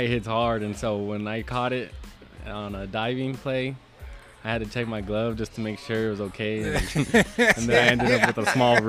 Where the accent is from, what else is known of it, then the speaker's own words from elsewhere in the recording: Deming, New Mexico, United States; we have more people now in Deming.